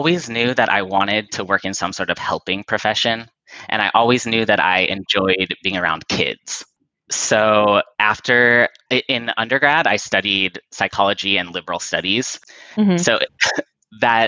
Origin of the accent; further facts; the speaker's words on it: Orange County, Southern California, United States; I grew up in Southern California, in Orange County